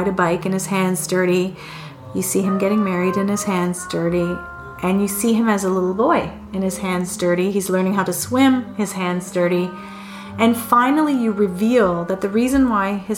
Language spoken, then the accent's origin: English; Canada; being a Canadian